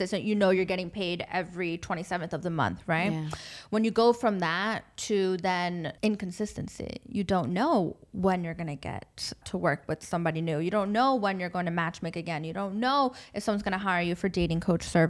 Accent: United States; moved away as an adult; now in Dubai, United Arab Emirates; my experience as an American expat at that time.

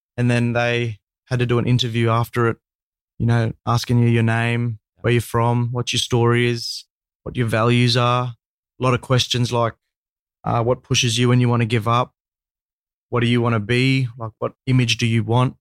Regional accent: Cairns, Queensland, Australia; born and bred in Cairns, Cairns, far north Queensland boy

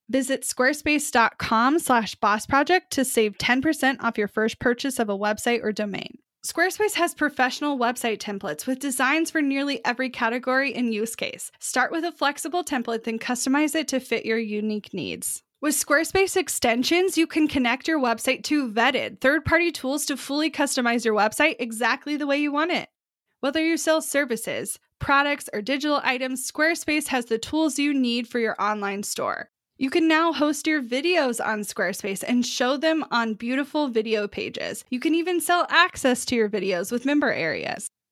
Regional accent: Kansas City, Missouri, United States; I am from Kansas City

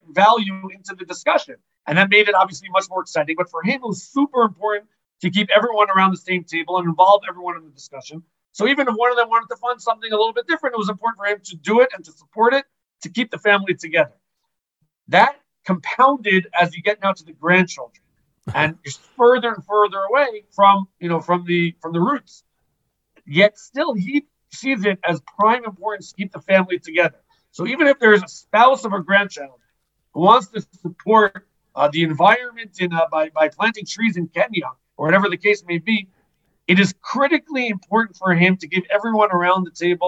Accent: United States; now in Israel; I grew up in America, live in Israel, consider myself religious Zionist.

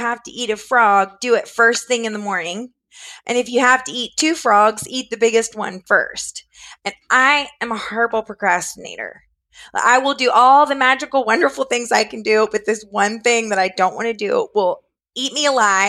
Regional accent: Florida, United States; moved away as an adult; now in Richmond, United States; I was raised in Florida, but my parents are from Georgia and North Carolina. So, and I'm living in Virginia now

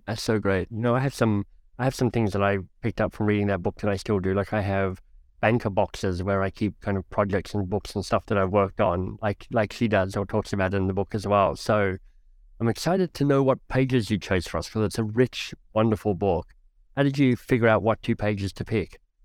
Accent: Australia; also born or lived in United Kingdom / United States; now in Canada; I left my home country of Australia, detoured through the U K and the U S, and landed in Canada

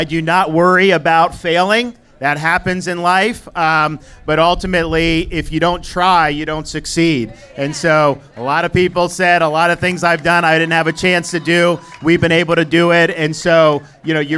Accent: Dunedin, Florida, United States; I grew up the street in Dunedin. Great part to grow up

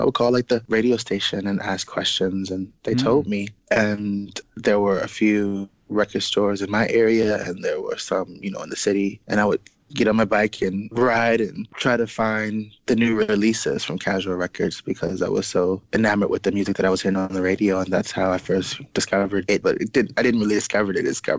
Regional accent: Chicago, Illinois, United States; born or raised there

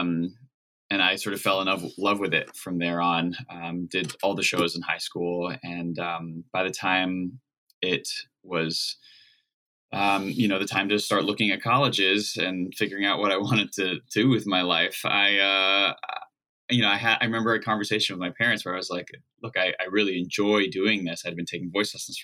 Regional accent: New Jersey, United States; I grew up in Central Jersey

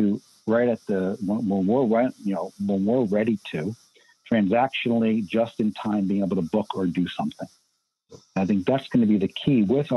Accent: New York, United States; growing up in New York

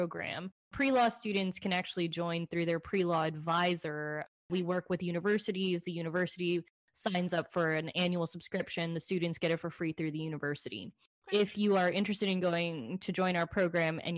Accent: Dallas, Texas, United States; also born or lived in Fort Worth, Texas / New Hampshire / Washington, District of Columbia, United States; I was actually born in Fort Worth, moved to Dallas when I was 10, I think, and then had grown up here, went to undergrad here

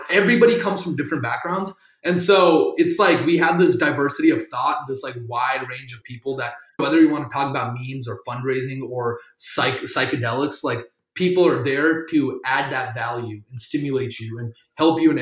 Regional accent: South Carolina, United States; first language Tamil; I'm from South Carolina. Being Indian in South Carolina

